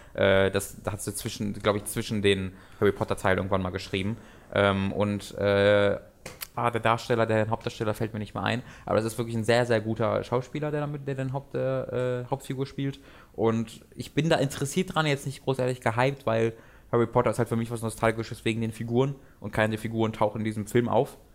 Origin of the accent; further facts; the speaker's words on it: Tönisberg, North Rhine-Westphalia, Germany; Tönisberg, wo ich herkomme